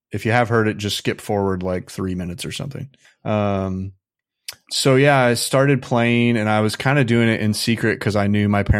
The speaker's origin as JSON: {"language": "English", "region": "Midwest", "country": "United States", "tie": "born or raised there", "said": "Well, I grew up in the Midwest, so conservatism is pretty dominant there, yeah, at least where I was."}